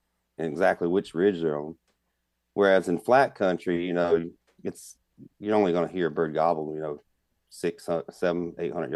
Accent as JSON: {"language": "English", "region": "South Carolina", "country": "United States", "tie": "born or raised there", "moved": "yes", "lives_now": "Midwest, United States", "said": "I grew up in South Carolina"}